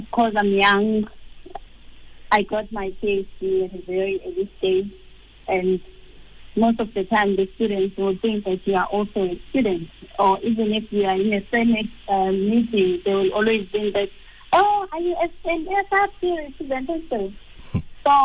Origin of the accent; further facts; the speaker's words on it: Umzimkhulu, KwaZulu-Natal, South Africa; moved away; I was born in Mzimkolo, in KZN. I grew up at Mzimkolo, the rural areas